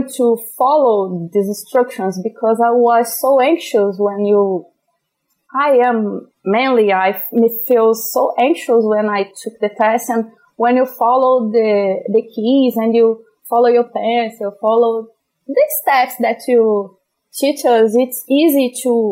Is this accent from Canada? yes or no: no; Brazil; English is a second language; also born or lived in Rio de Janeiro; I am from Brazil